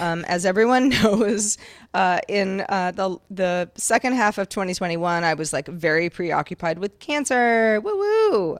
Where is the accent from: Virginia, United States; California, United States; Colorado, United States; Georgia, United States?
California, United States; Sonoma County; I grew up in Sonoma County, California